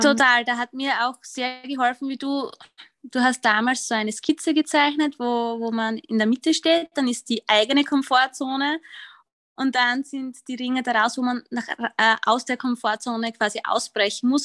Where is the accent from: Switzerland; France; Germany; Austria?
Austria; accent: Austrian; ich bin Österreicherin, wie man wahrscheinlich hört